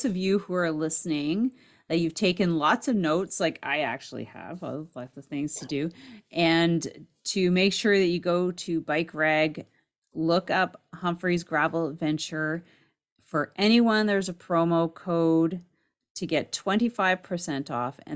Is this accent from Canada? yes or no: yes; Canada; I'm Canadian